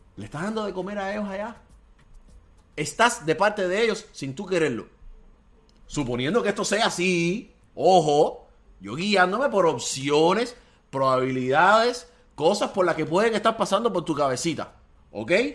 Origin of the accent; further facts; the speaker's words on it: Cuba; moved away; todos somos cubanos